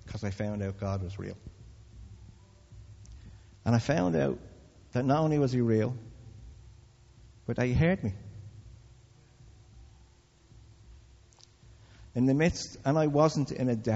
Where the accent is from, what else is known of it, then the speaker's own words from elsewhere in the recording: Dublin, Leinster, Ireland; I come from Crumlin